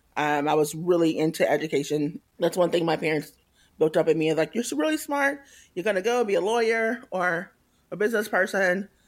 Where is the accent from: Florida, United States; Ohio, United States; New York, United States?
Florida, United States; Tallahassee; moved away as an adult; also born or lived in Atlanta / Kansas City / Boston; now in San Francisco, United States; I grew up in Tallahassee, Florida, which is in North Florida, the Panhandle.